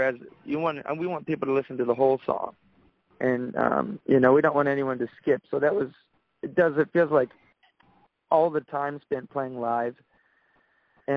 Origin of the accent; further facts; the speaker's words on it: Daytona Beach, Florida, United States; we went to the same high school